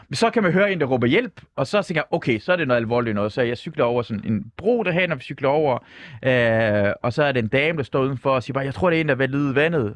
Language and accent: Danish; Denmark; first language Persian; Danish is a second language; jeg kom til Danmark, da jeg var seks år gammel. Farsi er ikke det, mit, det er mit første sprog, men det er ikke mit bedste sprog. Det er dansk